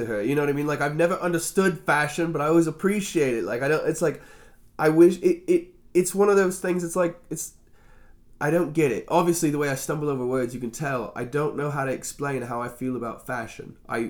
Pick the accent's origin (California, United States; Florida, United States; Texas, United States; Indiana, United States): Indiana, United States; also born or lived in Virginia / Missouri; I was born in Indiana